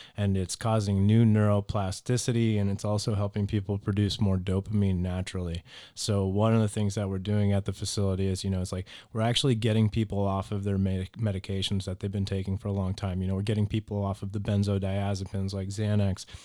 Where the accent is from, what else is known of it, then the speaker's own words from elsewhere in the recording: Naples, Florida, United States; also born or lived in Boston, Massachusetts; I'm from Boston, Massachusetts originally, but I've lived here in Naples pretty much my whole life, though. So I moved as a toddler.